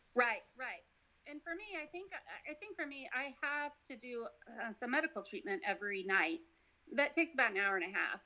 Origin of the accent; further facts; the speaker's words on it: Nevada, United States; moved away as an adult; now in Georgia, United States; I'm from Nevada